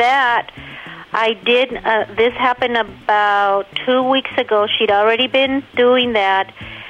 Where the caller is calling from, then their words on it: Riverside County, California, United States; I'm calling from Kalamazoo, Riverside County.